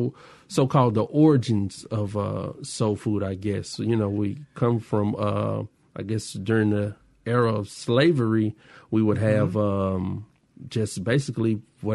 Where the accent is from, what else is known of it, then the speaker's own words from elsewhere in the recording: Jackson, Mississippi, United States; I'm from Jackson